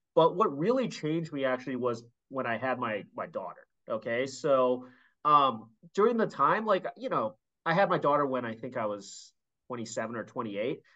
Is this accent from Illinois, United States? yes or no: yes; Chicago, Illinois, United States; I grew up in Chicago